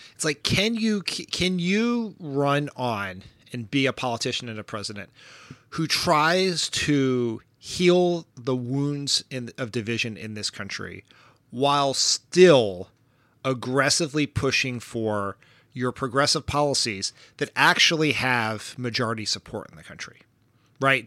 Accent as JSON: {"language": "English", "region": "Delaware", "country": "United States", "said": "I am from Delaware."}